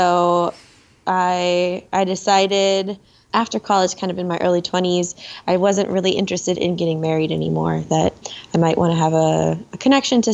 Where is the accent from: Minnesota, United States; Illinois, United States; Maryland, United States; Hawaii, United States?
Minnesota, United States; we're from Minnesota.